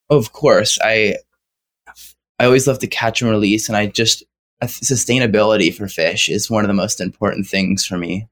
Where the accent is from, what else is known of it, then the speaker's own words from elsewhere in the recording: Santa Cruz, California, United States; I'm sixteen and I'm from Santa Cruz, California.